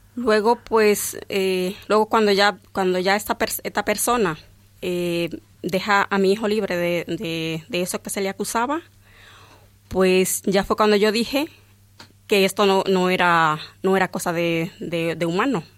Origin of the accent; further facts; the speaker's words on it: Dominican Republic; now in Valdemoro, Spain; yo nací en un, en un pueblo muy pequeño, allí en mi país, y en aquel pueblo no, no había iglesia.